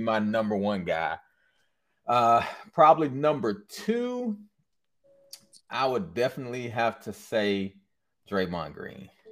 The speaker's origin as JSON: {"language": "English", "region": "Michigan", "country": "United States", "tie": "born or raised there", "also_born_or_lived": "Louisiana", "said": "was born and raised in Michigan"}